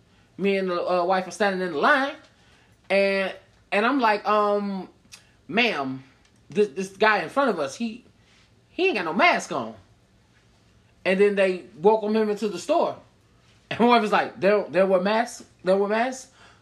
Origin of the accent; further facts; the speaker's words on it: Illinois, United States; I'm from Illinois.